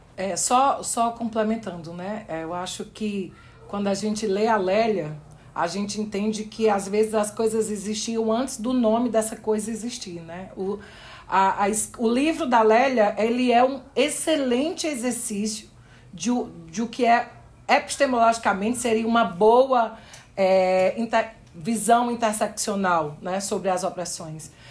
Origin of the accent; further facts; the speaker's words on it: Brazil; nós que somos do Brasil